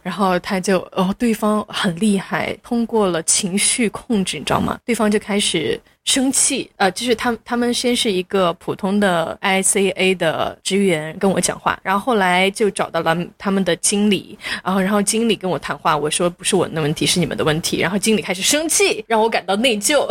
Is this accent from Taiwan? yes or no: no; Sichuan, China; moved away as an adult; also born or lived in Chengdu; now in Singapore; 中国大陆四川长大的，在成都工作了两到三年，现在就到这边咯